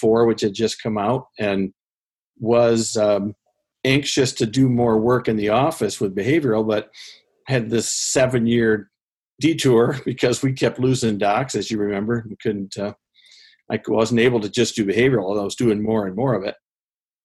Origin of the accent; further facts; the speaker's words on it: Central Michigan, United States; also born or lived in Grand Rapids, Michigan / Montana / St. Louis, Missouri / Cass County, Michigan; I grew up in Central Michigan and went to college in Grand Rapids